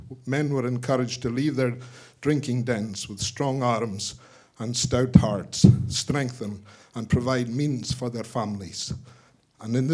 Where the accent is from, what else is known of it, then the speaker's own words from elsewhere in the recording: Skye, Scotland, United Kingdom; Born and brought up in Skye